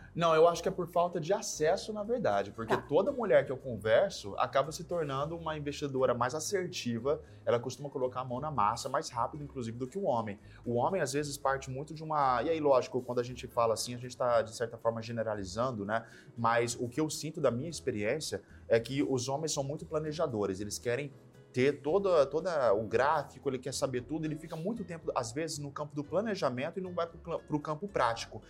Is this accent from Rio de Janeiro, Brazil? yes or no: no; São José do Rio Preto, São Paulo, Brazil; Sou de Rio Preto, interior de São Paulo